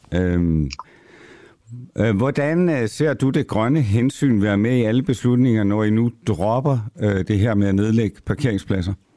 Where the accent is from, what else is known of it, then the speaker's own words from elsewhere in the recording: Copenhagen, Capital Region of Denmark, Denmark; som københavner